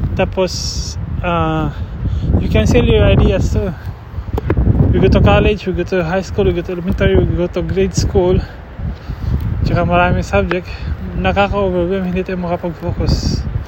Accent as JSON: {"language": "Tagalog", "area": "Cebu", "region": "Central Visayas", "country": "Philippines", "moved": "yes", "lives_now": "Portland, United States", "said": "I'm from Cebu isa yung Bisaya"}